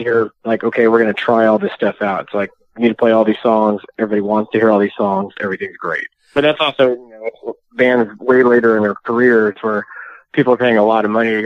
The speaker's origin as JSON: {"language": "English", "region": "Texas", "country": "United States", "said": "I'm from Texas"}